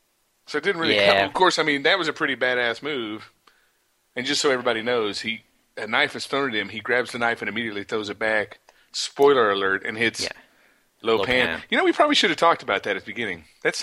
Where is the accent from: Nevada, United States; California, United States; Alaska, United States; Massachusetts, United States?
Nevada, United States; Las Vegas; because we're from Vegas.